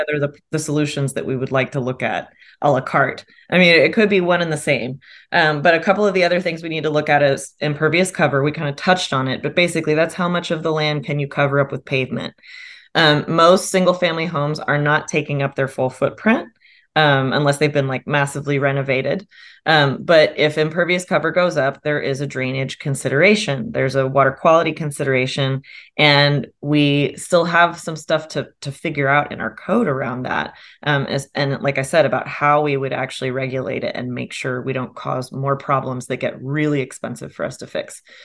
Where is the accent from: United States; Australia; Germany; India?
United States; Austin, Texas; moved away as an adult; also born or lived in Chicago; I'm an Austinite from here